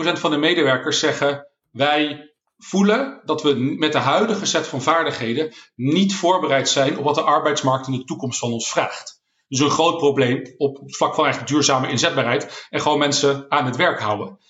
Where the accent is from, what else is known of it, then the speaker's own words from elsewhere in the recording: Netherlands; als Nederlanders